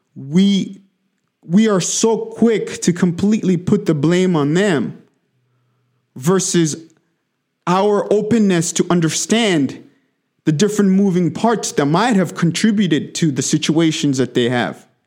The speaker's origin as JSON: {"language": "English", "country": "DR Congo", "tie": "born or raised there", "moved": "yes", "lives_now": "United States", "said": "I grew up in the Democratic Republic of Congo, in the heart of Africa. But I li-, I've, I've, I've lived in America for the last twenty-one years"}